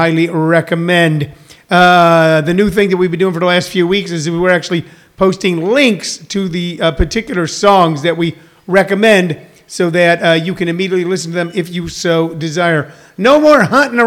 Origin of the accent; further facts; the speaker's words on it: Midwest, United States; now in Arizona, United States; I'm from the Midwest